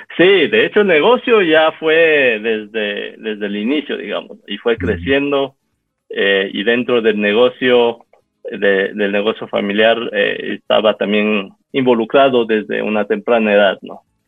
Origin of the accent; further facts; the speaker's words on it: Quito, Pichincha, Ecuador; yo nací aquí en Quito en 1980, poco tiempo después de que mis padres eh, llegaran aquí, en el 78, eh, emigraron aquí de Taiwán